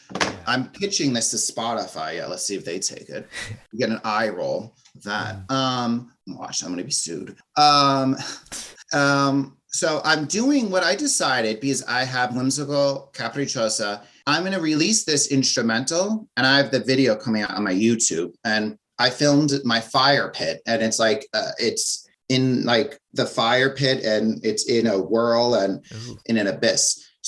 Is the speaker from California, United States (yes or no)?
no; New Jersey, United States; All right, so I'm from New Jersey, so people think it's like Jersey Shore